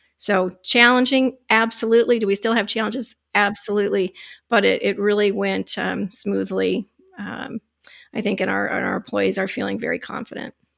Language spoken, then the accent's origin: English; Michigan, United States; I'm from Michigan